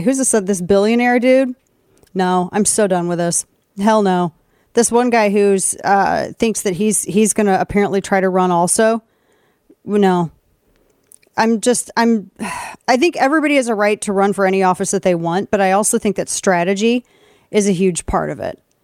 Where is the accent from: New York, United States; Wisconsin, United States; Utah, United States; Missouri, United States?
Missouri, United States; St. Louis; moved away; my hometown in Saint Louis